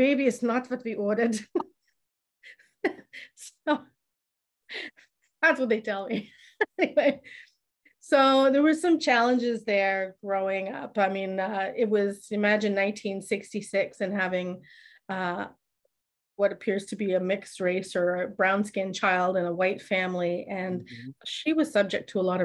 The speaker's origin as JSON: {"language": "English", "town": "Oakville", "region": "Ontario", "country": "Canada", "tie": "born or raised there", "also_born_or_lived": "Downsview", "first_language": "German", "second_language": "English", "said": "we moved to Oakville. And so I grew up in this very staunchly German speaking European family"}